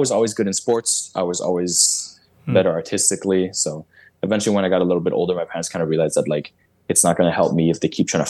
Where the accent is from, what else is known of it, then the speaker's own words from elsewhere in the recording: Montreal, Quebec, Canada; I was born and raised here